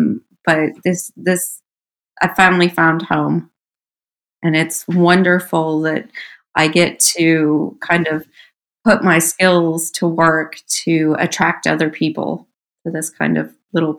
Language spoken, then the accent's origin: English; Las Vegas, Nevada, United States; moved away as an adult; also born or lived in San Diego; now in Dublin, United States; growing up in Las Vegas